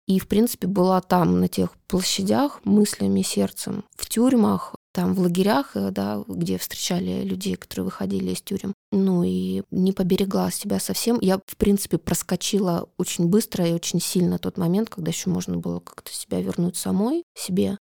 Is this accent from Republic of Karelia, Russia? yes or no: yes; Republic of Karelia, Russia; Я родом из Карелии.